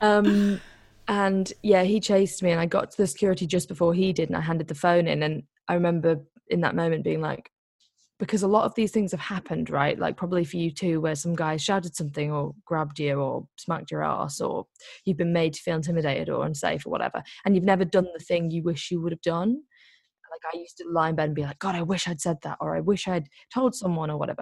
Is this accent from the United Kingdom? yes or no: yes; Liverpool, North West England, United Kingdom; also born or lived in Greece; I'm actually from Liverpool